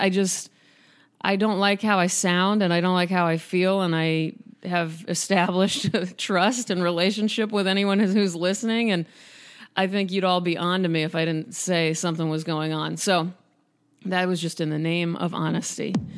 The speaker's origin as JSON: {"language": "English", "town": "Omaha", "region": "Nebraska", "country": "United States", "tie": "born or raised there", "said": "which is near Omaha, which is my hometown."}